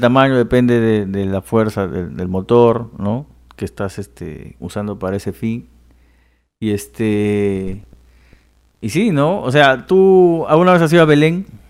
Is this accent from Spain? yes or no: no; Loreto, Peru; En mi tierra, que es el jumbo